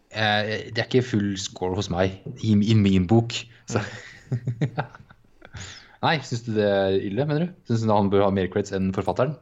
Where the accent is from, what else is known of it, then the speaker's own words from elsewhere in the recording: Ørje, Østfold, Norway; moved away; vi var hjemme i Ørje